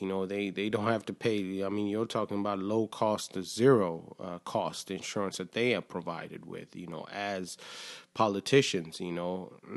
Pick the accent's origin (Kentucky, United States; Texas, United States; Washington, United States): Texas, United States; Killeen; moved away as an adult; I grew up in Texas, uh, just in a small town in Killeen